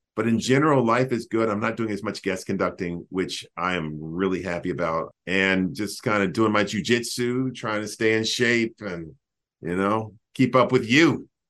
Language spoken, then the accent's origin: English; Greensboro, North Carolina, United States; moved away; to be in my hometown